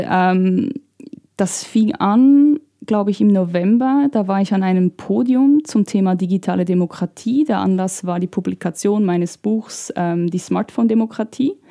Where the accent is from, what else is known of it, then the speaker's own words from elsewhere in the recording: Italy; aber in Italien, da wo ich herkomme, da regiert, da gibt es eine Partei, eine populistische Partei, die alles digital regiert.